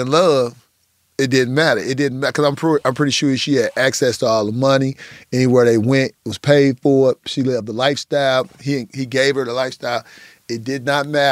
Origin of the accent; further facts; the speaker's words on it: Midwest, United States; I grew up in the Midwest